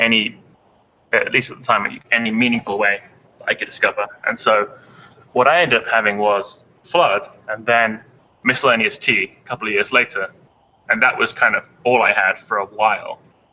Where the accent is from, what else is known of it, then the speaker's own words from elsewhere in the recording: United Kingdom; now in Boston, United States; I'm British, as you can hear by my voice